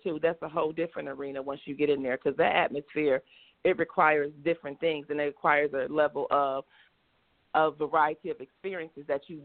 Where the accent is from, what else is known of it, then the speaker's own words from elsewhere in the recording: Rochester, New York, United States; moved away as an adult; now in Atlanta, United States; I'm from Rochester, New York. So that's where I'm from, and I now reside in Atlanta, Georgia